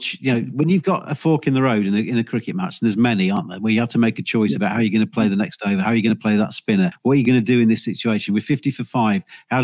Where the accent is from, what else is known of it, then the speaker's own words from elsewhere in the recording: England, United Kingdom; as an Englishman